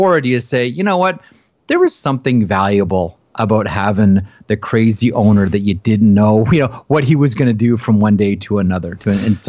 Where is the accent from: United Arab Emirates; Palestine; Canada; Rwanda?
Canada; Toronto, Ontario; I grew up in Toronto, and I grew up in the era of Harold Ballard